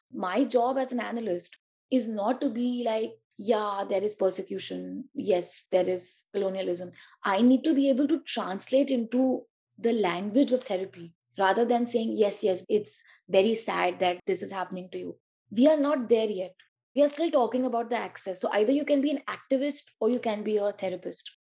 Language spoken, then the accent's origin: English; Delhi, India; also born or lived in Uttar Pradesh; I come from Delhi and like UP, but let's see, basically Delhi.